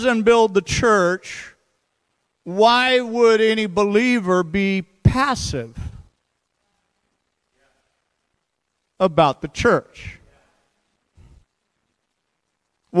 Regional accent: St. Louis, Missouri, United States; now in Seattle, United States; I grew up in St. Louis, by the way. I'm a Midwestern boy

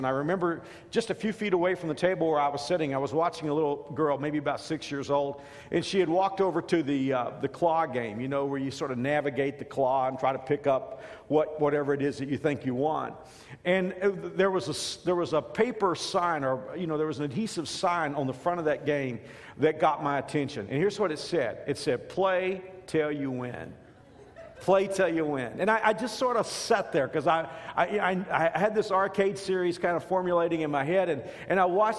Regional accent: Dallas-Fort Worth area, Texas, United States; growing up in the Dallas-Fort Worth area, we had the three network affiliates and then maybe a couple independents and public television.

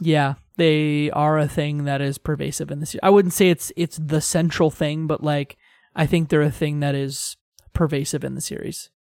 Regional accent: Tecumseh, Ontario, Canada; my hometown is actually Tecumseh, Ontario.

